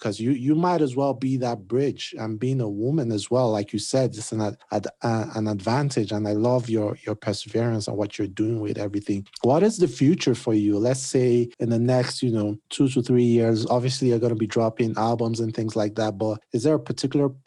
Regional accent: Nigeria; I'm Nigerian

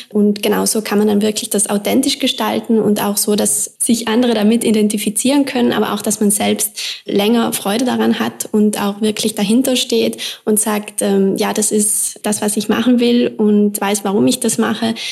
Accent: South Tyrol, Trentino-Alto Adige, Italy; now in Vienna, Austria; ich komme aus Südtirol

